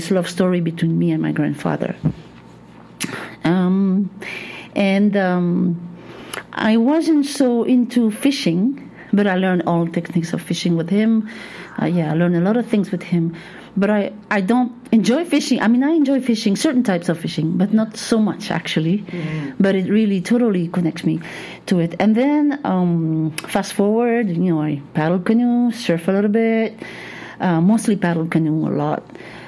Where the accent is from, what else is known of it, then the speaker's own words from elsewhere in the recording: Taravao, French Polynesia; also born or lived in Papeete; I grew up in Taravo by the sea